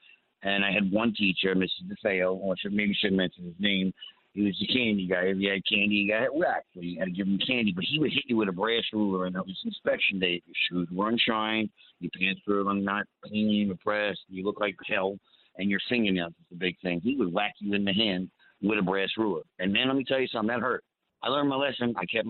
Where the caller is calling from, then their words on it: Brooklyn, New York, United States; When I was growing up in Catholic school in the early 80s, I had a teacher.